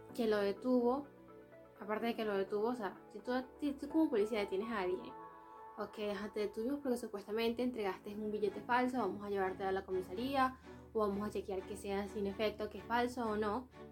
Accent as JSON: {"language": "Spanish", "country": "Venezuela", "moved": "yes", "said": "somos de Venezuela"}